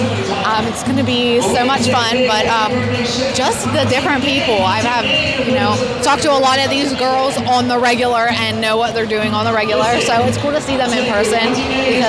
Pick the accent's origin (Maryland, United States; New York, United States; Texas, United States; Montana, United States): Maryland, United States; also born or lived in Cumberland, Maryland; I'm from Maryland.